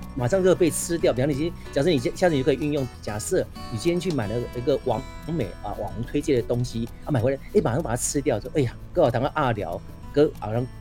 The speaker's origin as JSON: {"language": "Chinese", "region": "southern Taiwan", "country": "Taiwan", "tie": "born or raised there", "accent": "southern Taiwanese", "first_language": "Taiwanese Hokkien", "second_language": "Chinese", "said": "反正我们小时候都讲台语长大的嗯。 是南部的"}